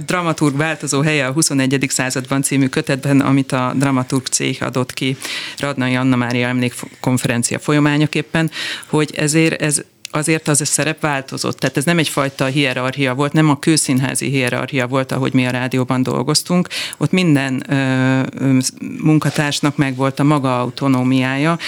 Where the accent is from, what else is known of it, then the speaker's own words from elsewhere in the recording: Kaposvár, Somogy, Hungary; Én Kaposváron nőttem föl